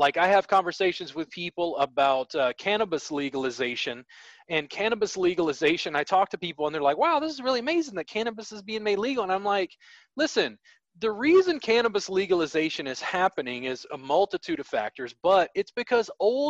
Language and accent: English; Louisiana, United States; I grew up in Louisiana